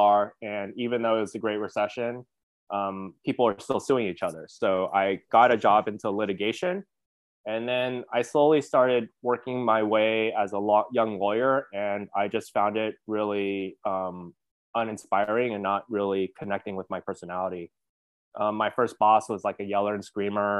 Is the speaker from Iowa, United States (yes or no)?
no; Hawthorne, California, United States; I was born and raised in Los Angeles, California, in this kind of small suburb called Hawthorne, California.